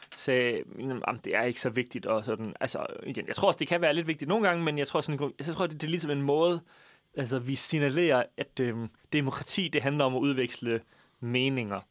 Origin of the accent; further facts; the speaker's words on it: Jutland, Denmark; vi er fra Jylland